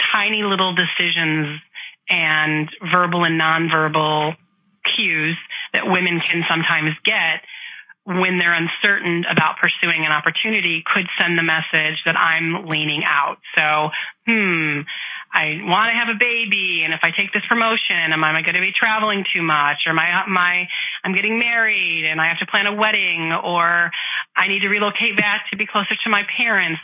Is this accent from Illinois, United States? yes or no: yes; Chicago, Illinois, United States; I grew up in Chicago in the Midwest